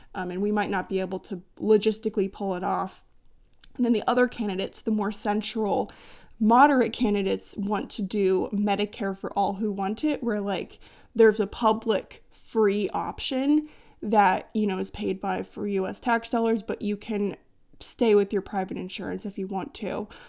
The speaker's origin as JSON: {"language": "English", "country": "United States"}